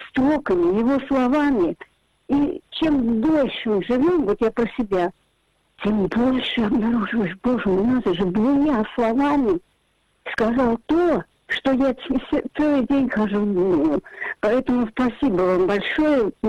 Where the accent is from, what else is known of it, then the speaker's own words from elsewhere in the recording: Saint Petersburg, Russia; я родилась в Ленинграде